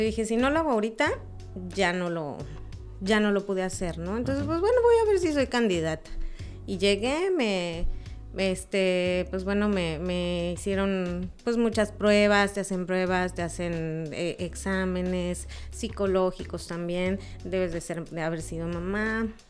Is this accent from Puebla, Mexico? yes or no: no; Mexico City, Mexico; now in Cancún, Mexico; yo soy de México